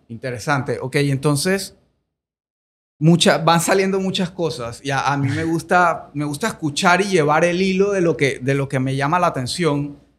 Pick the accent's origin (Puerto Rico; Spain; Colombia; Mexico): Colombia; moved away as an adult; now in Panama; yo nací en Colombia, viví 18 años en Colombia, ahora soy panameño full